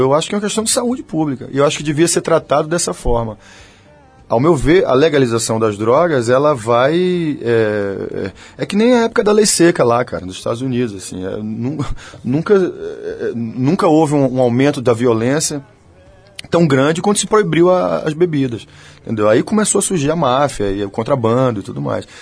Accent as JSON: {"language": "Portuguese", "region": "Bahia", "country": "Brazil"}